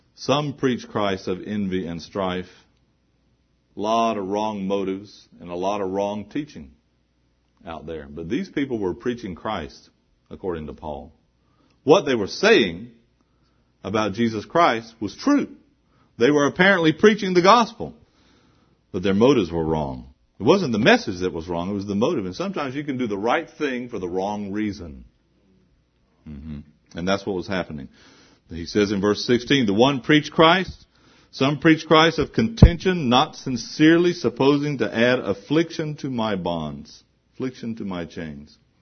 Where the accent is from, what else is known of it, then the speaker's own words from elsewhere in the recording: the South, United States; I was growing up in the South, we had this little gospel chorus we used to sing.